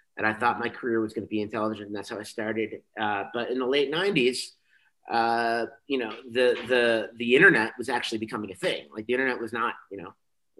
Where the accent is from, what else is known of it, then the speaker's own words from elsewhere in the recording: Chicago, Illinois, United States; I moved back home. I'm from Chicago. I moved back home when I was 25.